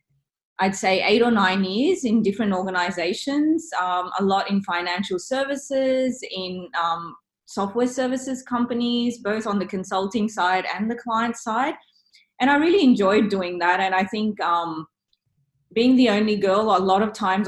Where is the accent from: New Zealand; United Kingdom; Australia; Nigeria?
Australia; Sydney, New South Wales; I grew up in Sydney from kindergarten